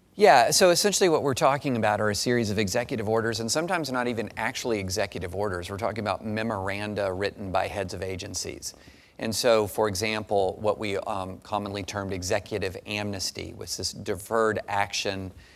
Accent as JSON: {"language": "English", "region": "Kentucky", "country": "United States", "tie": "born or raised there", "said": "I grew up in Kentucky."}